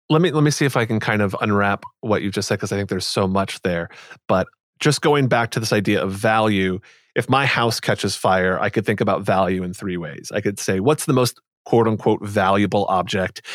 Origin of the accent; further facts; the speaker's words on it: United States; growing up as I did in the U S